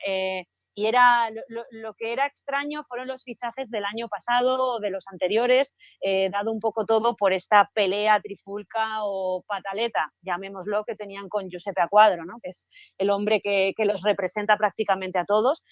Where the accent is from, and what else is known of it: Spain